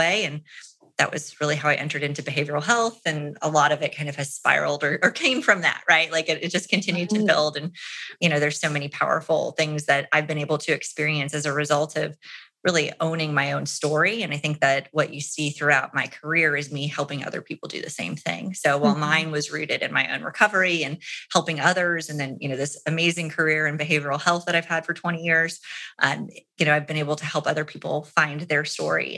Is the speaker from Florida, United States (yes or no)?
yes; Orlando, Florida, United States; my hometown in Orlando